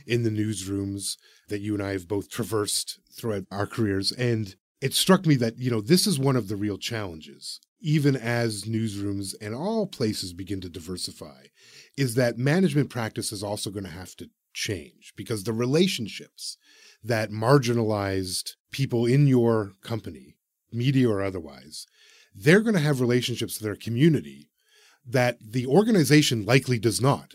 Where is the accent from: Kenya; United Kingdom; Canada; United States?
Canada